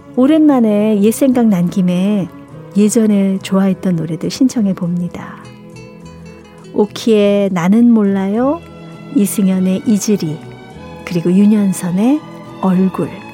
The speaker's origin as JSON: {"language": "Korean", "region": "Seoul", "country": "South Korea", "tie": "born or raised there", "said": "저도 이 서울 태생이라"}